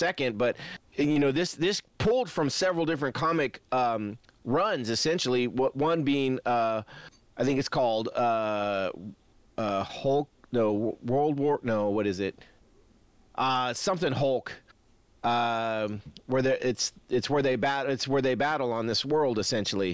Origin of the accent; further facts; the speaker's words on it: California, United States; as a Californian